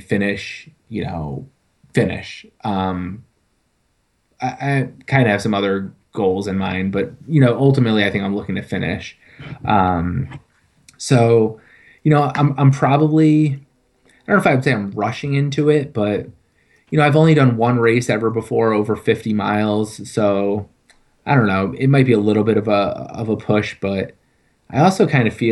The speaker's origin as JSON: {"language": "English", "region": "Connecticut", "country": "United States", "tie": "born or raised there", "moved": "yes", "said": "I grew up in Connecticut"}